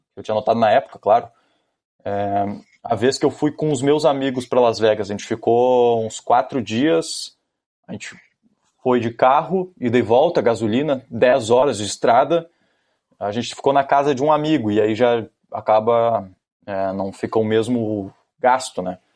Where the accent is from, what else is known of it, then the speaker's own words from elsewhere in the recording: Rio Grande do Sul, Brazil; also born or lived in California, United States; Eu era o, um dos gaúchos